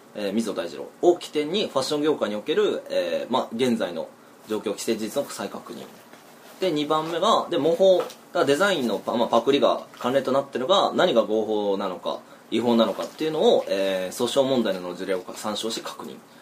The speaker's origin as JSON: {"language": "Japanese", "region": "Kyoto", "country": "Japan", "tie": "born or raised there", "said": "ずっと京都ですよねずっと京都で伏見のあたりで"}